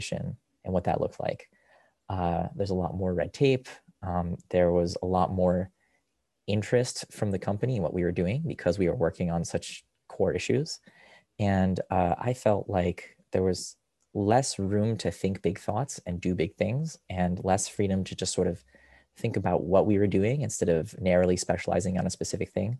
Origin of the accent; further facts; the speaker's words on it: Rochester, New York, United States; moved away; also born or lived in Israel; I grew up in Rochester, which is where I physically am now, visiting my parents